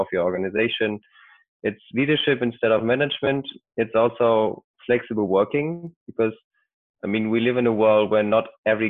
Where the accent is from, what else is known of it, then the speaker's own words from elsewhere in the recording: Germany; I'm from Germany